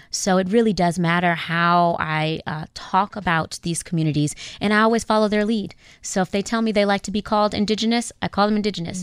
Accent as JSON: {"language": "English", "town": "Inglewood", "region": "California", "country": "United States", "tie": "born or raised there", "also_born_or_lived": "South Africa", "moved": "as an adult", "said": "I grew up in Inglewood in South Central California"}